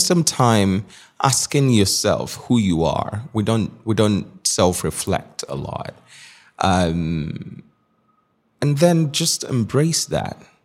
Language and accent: English; Nigeria; moved away as an adult; now in New York City, United States; I was born in Nigeria. So, Nigeria up until nineteen was all I knew